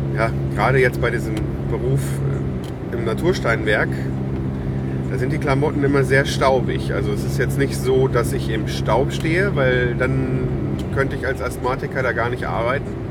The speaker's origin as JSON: {"language": "German", "town": "Lüdenscheid", "region": "North Rhine-Westphalia", "country": "Germany", "moved": "yes", "said": "Ich komme ja aus Lüdenscheid"}